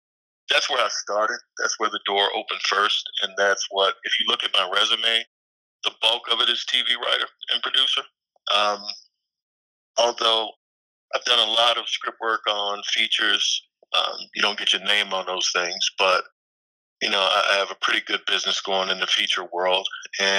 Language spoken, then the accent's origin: English; Annapolis, Maryland, United States; moved away as an adult; I come from Annapolis, Maryland, which is a small town outside of Baltimore.